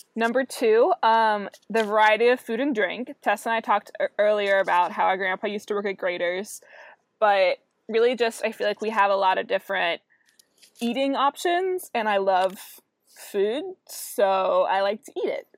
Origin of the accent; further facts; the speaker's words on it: Fort Wright, Kentucky, United States; We have both lived here and grown up here um, we're actually from Northern Kentucky.